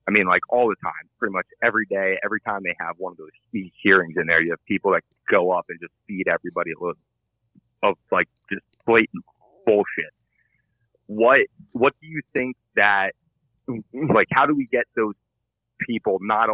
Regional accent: Allentown, Pennsylvania, United States; now in Poconos, United States; I grew up around Allentown

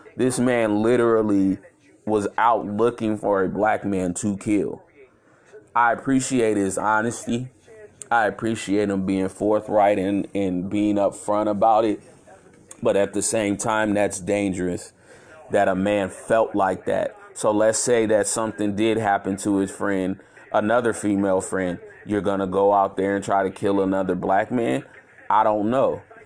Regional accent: Chicago, Illinois, United States; I'm from Chicago, Illinois.

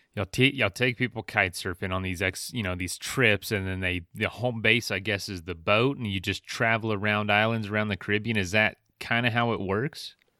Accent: Florida, United States; moved away; I'm from Florida originally

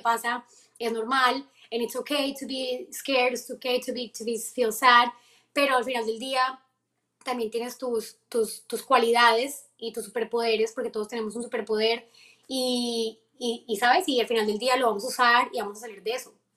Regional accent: Colombia; now in United States; Y yo de Colombia

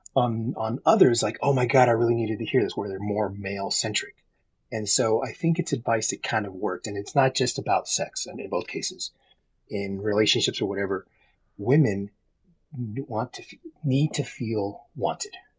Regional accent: Texas, United States; moved away as an adult; now in Reno, United States; I grew up in Texas. I live in Reno

